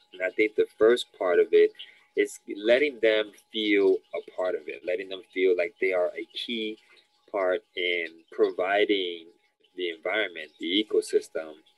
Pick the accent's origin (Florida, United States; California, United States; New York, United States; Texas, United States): New York, United States; New York City; I'm uh, born and raised in the Lower East Side of New York City my parents are Dominicans